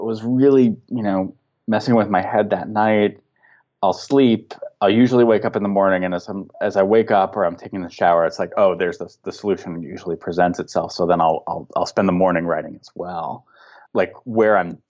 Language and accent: English; San Fernando and San Gabriel Valley, California, United States; I grew up in the San Fernando and San Gabriel Valley. So it was like, this is my home